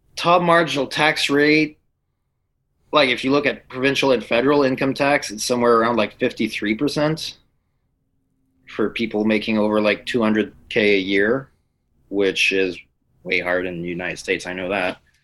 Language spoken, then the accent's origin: English; Quebec, Canada; I'm from Quebec.